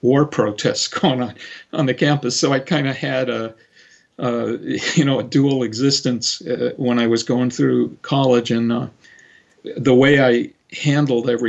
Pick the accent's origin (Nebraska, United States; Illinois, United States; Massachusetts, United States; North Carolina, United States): Massachusetts, United States; Cape Cod; moved away; also born or lived in San Francisco; on Cape Cod, where I grew up